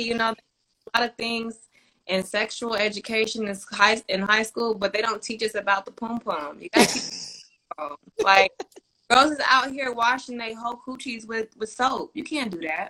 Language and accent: English; the Bay Area, California, United States; I'm from the Bay